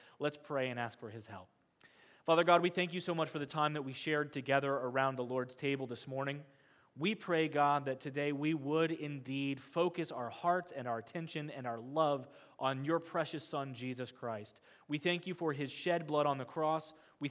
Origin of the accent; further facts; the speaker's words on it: Kansas, United States; You have to understand that I grew up in Kansas. I grew up on farmland.